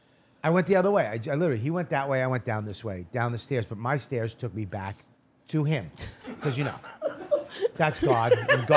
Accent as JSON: {"language": "English", "town": "Boston", "region": "Massachusetts", "country": "United States", "said": "I'm from Boston."}